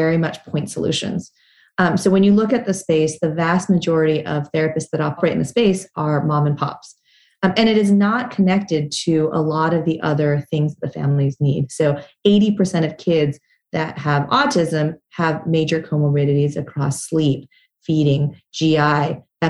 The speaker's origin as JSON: {"language": "English", "town": "Salt Lake City", "region": "Utah", "country": "United States", "tie": "born or raised there", "moved": "yes", "said": "when I was a kid, I grew up in Salt Lake City, Utah"}